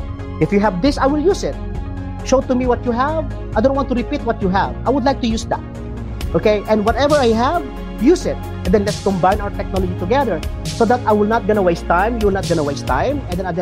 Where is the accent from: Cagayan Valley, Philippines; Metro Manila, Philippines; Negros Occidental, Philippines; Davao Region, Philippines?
Cagayan Valley, Philippines; Isabela; moved away; also born or lived in Baguio, Cordillera; Isabela. I studied in the Cordillera, Baguio, but I'm from Isabela, RJ.